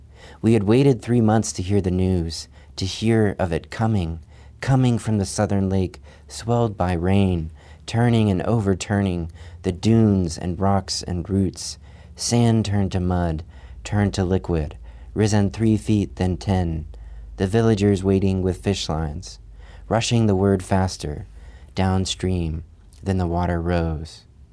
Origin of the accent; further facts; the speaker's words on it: Chad; kind of wound itself around my hometown where I grew up, which was a few miles south of the Sahara Desert in Chad in Africa. My parents were missionaries.